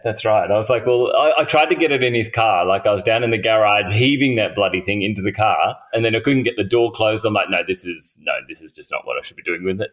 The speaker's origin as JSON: {"language": "English", "town": "Hobart", "region": "Tasmania", "country": "Australia", "tie": "born or raised there", "said": "I grew up in Tassie"}